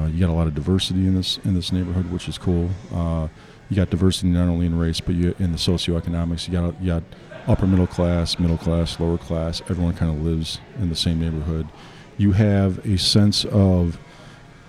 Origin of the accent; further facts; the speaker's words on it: Frankfort, Illinois, United States; also born or lived in Mount Greenwood, Chicago; I grew up in Frankfort. I went to Lincoln Way